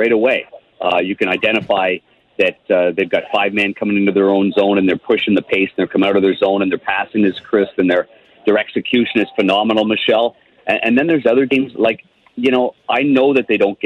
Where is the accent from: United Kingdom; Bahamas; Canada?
Canada; Ottawa, Ontario; when I was a kid growing up in Ottawa